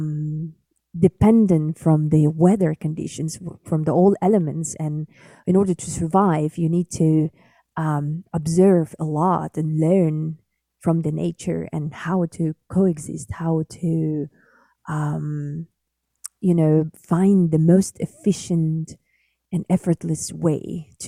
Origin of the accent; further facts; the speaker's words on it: Siberia, Sakha Republic, Russia; first language Sakha; English is a second language; moved away; I was born and raised in Arctic Siberia, Republic of Sakha, Yakutia. I'm indigenous Sakha